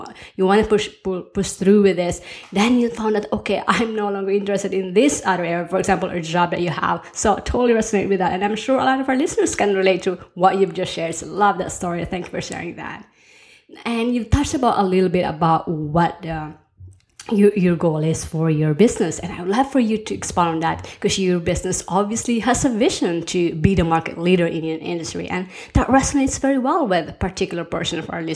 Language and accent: English; Philippines; moved away; also born or lived in United States / Norway; I grew up in the Philippines and then moved to the US, and then I married a Norwegian. And so we've been living both in Norway and the US